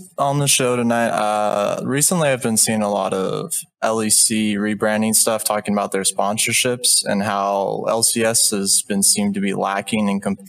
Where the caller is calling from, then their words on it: Dallas, Texas, United States; I'm calling from Dallas.